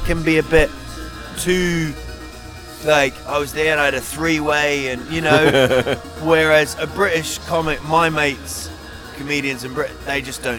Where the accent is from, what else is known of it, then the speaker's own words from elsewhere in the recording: New Zealand; I'm from New Zealand.